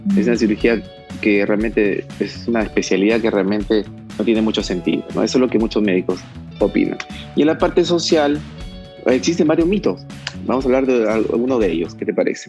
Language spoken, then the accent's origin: Spanish; Trujillo, La Libertad, Peru; also born or lived in Guadalajara, Mexico; me vine a Trujillo porque, porque pues soy trujillano